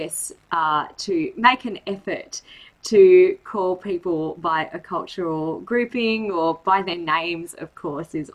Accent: Australia; I grew up as I'm an Indian Australian, so I grew up in an ESL class, whereas English was one of three languages spoken in my house

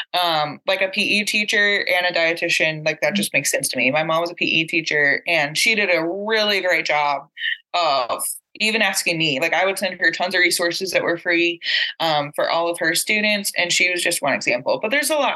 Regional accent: San Angelo, Texas, United States; moved away; San Angelo, my hometown, that's close to the border.

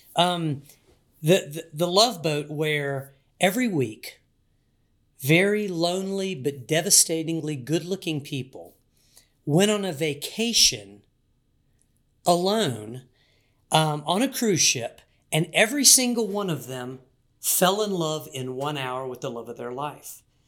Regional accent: Wilmington, North Carolina, United States; I grew up in Wilmington, North Carolina, part of Hurricane Alley

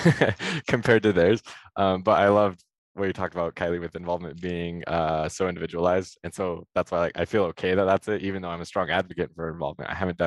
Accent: Vernal, Utah, United States; I am studying electrical engineering, going into my junior year, and I'm from Vernal, Utah.

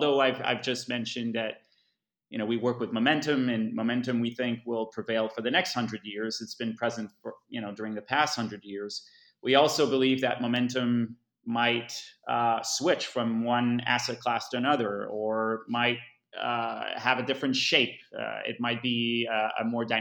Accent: Montreal, Quebec, Canada; also born or lived in Asia; I'm Canadian from Montreal.

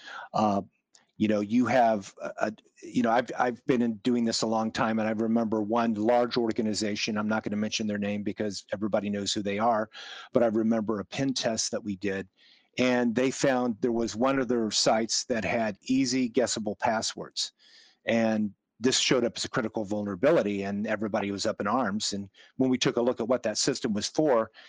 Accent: Kansas, United States; I grew up in Kansas

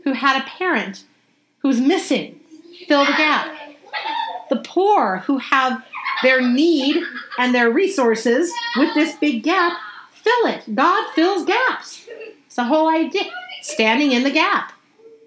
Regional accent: United States; I was born in America

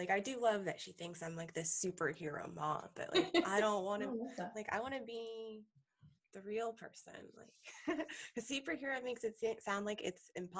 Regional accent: Massachusetts, United States; now in Maryland, United States; I grew up, like I am in Maryland now, but I grew up in Massachusetts.

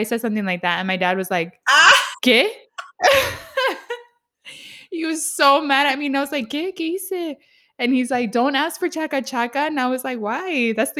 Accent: San Diego, California, United States; I grew up in San Diego.

